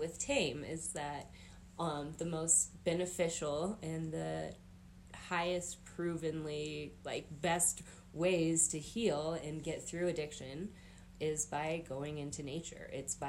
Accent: Grand County, Colorado, United States; growing up in Grand County

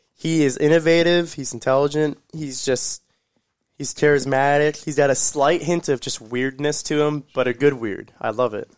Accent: Orlando, Florida, United States; I'm from Orlando

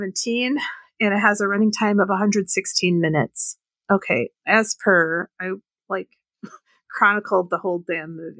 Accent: Wisconsin, United States; I grew up in Wisconsin

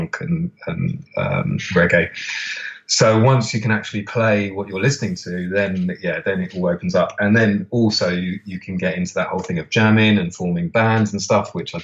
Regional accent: London, United Kingdom; I grew up in Camden, so just surrounded by record shops

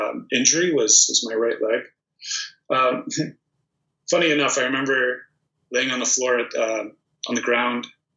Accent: Toronto, Ontario, Canada; born or raised there; also born or lived in Prudnik, Poland

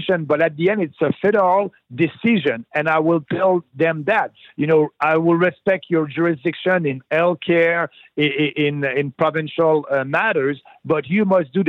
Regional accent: Beauce, Quebec, Canada; I'm coming from Quebec in Beauce. That's my riding, about an hour south of Quebec City.

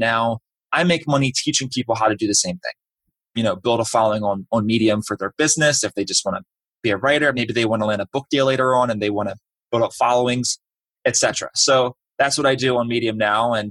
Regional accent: Baltimore, Maryland, United States; moved away as an adult; also born or lived in Orlando; I'm from Baltimore originally.

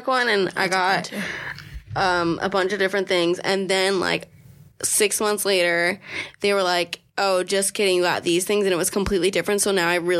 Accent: United States; growing up near Pennsylvania, like the state border

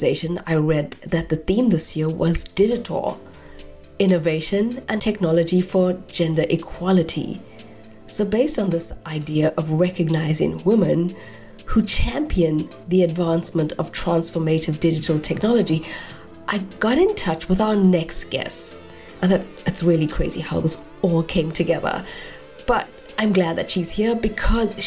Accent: South Africa; Amy, who I grew up with in South Africa

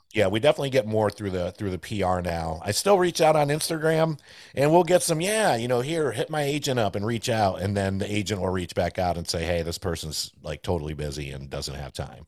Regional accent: Johnson City, New York, United States; first language Spanish; English is a second language; now in Greensboro, United States; I grew up in Johnson City, New York

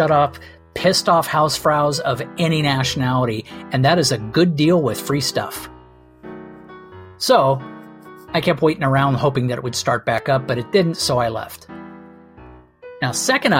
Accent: Redondo Beach, California, United States; I grew up in Mid Redondo Beach in Southern California

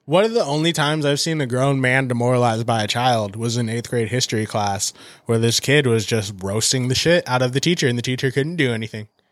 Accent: San Diego, California, United States; I'm from San Diego. Like, we're in San Diego. I'm from San Diego. Like, I grew up with your brother

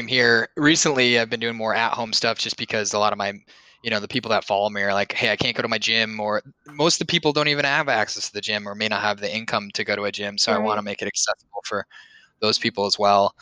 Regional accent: Bloomington, Minnesota, United States; moved away as an adult; also born or lived in Bozeman, Montana; now in Boston, United States; I grew up in Bloomington, Minnesota, which is home of Mall of America

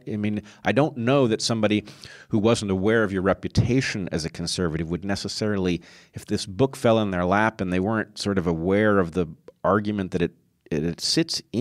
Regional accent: United States; I'm American

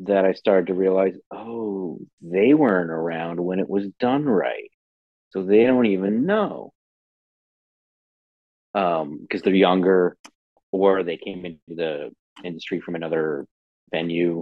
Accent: New Jersey, United States; moved away as an adult; also born or lived in Philadelphia; now in Los Angeles, United States; since I'm from New Jersey, our field trips, I probably went to the Thomas Edison Museum a few times growing up

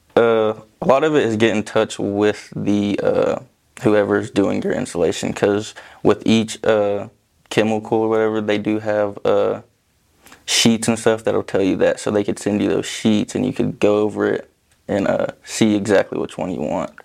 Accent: Vian, Oklahoma, United States; Vian, Oklahoma

